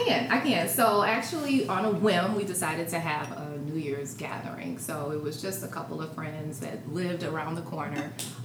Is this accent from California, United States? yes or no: no; Michigan, United States; moved away; also born or lived in Chicago; I'm from Michigan.